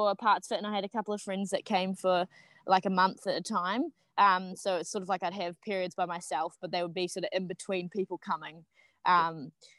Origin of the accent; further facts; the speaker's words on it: Auckland, New Zealand; moved away as an adult; also born or lived in South Island; I grew up in Auckland